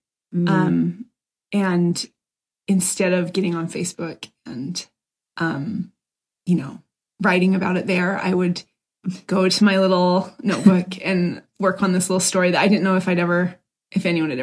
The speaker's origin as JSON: {"language": "English", "town": "Provo", "region": "Utah", "country": "United States", "tie": "born or raised there", "said": "as a kid, I grew up in Provo, Utah"}